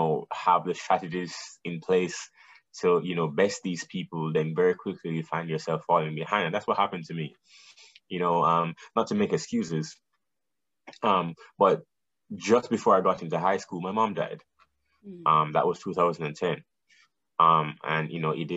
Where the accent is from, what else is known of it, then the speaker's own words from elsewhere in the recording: Kingston, Jamaica; moved away; also born or lived in New Jersey; I'm from Jamaica, Kingston, Jamaica. Mm-hmm. I was born and raised there